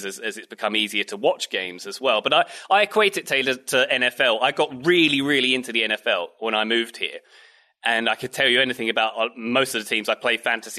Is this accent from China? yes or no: no; England, United Kingdom; now in United States; since I left England, and sort of it's become part of my identity as, yeah, I am English